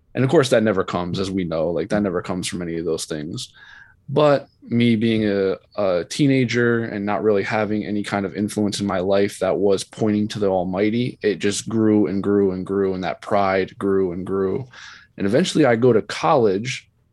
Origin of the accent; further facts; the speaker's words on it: Bradenton, Florida, United States; I grew up in Bradenton, Florida.